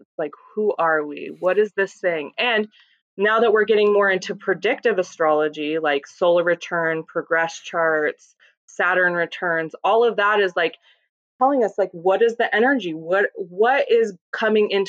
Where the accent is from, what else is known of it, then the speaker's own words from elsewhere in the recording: Colorado Springs, Colorado, United States; moved away; I was born in Colorado Springs